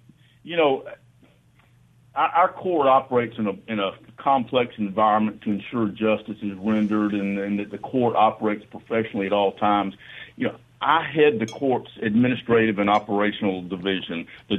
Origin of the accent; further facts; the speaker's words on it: Oxford, Mississippi, United States; I'm from Oxford. I grew up in Oxford. My grandparents and great grandparents were from Pontotoc, New Albany.